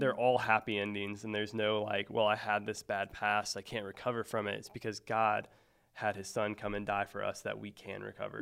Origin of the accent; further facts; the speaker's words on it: Mexico, Missouri, United States; now in Springfield, United States; I grew up in northern Missouri, um, so a place called Mexico, Missouri, um, uh, kind of outside of Columbia.